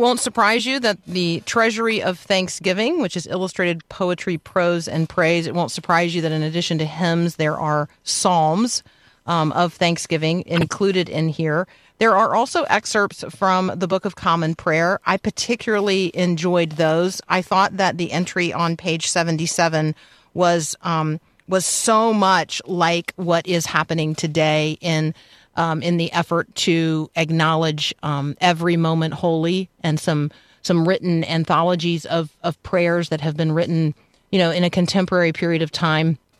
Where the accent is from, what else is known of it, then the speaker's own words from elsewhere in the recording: United States; as an American